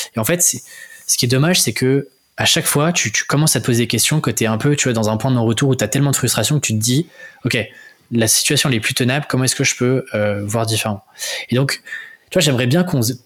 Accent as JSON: {"language": "French", "country": "France", "also_born_or_lived": "Paris", "accent": "French", "lives_now": "Rennes, France", "said": "mon accent euh, français"}